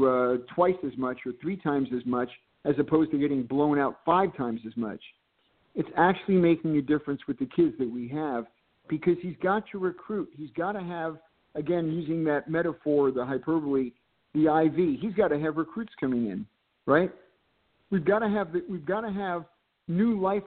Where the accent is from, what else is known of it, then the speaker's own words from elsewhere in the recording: Bloomfield, New Jersey, United States; my hometown of Bloomfield